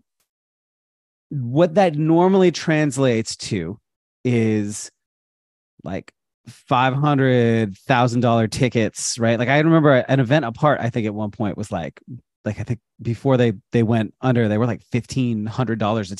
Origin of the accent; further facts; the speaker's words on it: United States; I'm an American